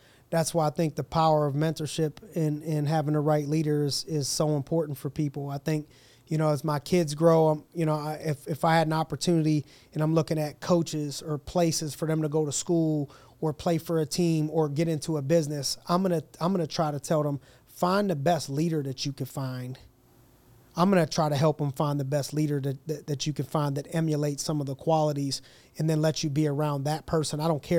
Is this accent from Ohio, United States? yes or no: yes; Youngstown, Ohio, United States; I'm from Youngstown. You know what I mean? My dude was from Nazareth. So I was from the Yo.